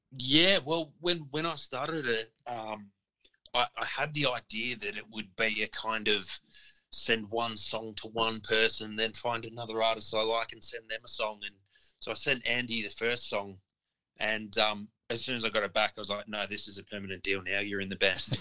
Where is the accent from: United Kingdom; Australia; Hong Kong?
Australia; Melbourne, Victoria; me being proudly from Melbourne